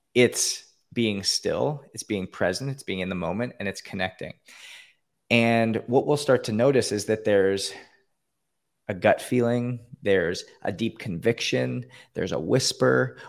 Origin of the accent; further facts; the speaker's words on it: Canada; now in Florida, United States; I grew up in Canada, born and raised in Canada.